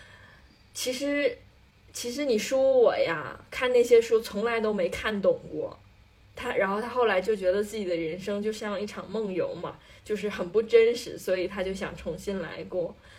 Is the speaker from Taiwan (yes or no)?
no; Northeast China, China; 我们作为东北人